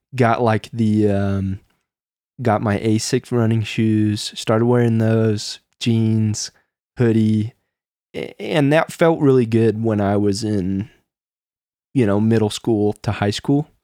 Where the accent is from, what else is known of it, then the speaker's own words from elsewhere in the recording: Midwest, United States; growing up in the Midwest